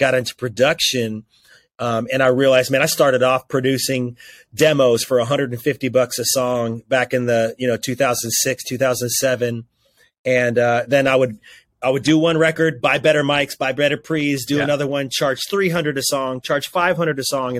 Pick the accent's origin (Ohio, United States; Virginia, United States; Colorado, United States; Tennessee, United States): Virginia, United States; Roanoke; my hometown of Roanoke, Virginia